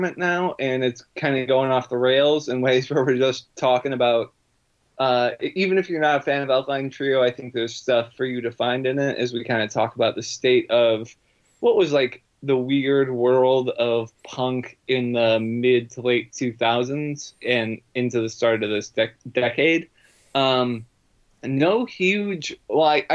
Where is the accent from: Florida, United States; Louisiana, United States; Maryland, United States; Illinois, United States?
Illinois, United States; Chicago; we're both from Chicago